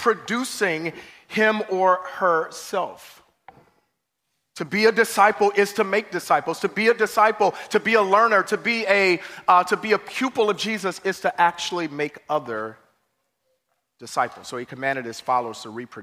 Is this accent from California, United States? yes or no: no; Chicago, Illinois, United States; I remember growing up in Chicago, we went to the projects